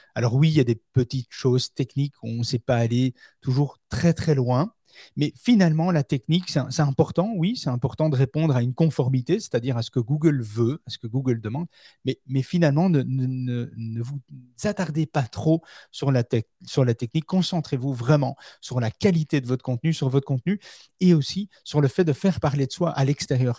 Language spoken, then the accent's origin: French; Belgium; chez nous en Belgique